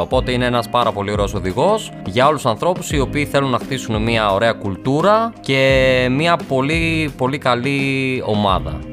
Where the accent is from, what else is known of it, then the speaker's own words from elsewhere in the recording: Larissa, Thessaly, Greece; moved away as an adult; now in Athens, Greece; Μεγάλωσα στη Λάρισα, σπούδασα στη Λάρισα, ξεκίνησα να δουλεύω στη Λάρισα.